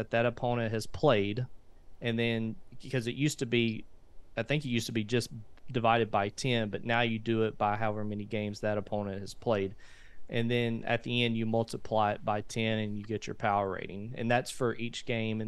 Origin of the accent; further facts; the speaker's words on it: Haynesville, Louisiana, United States; I was born and raised in Hainesville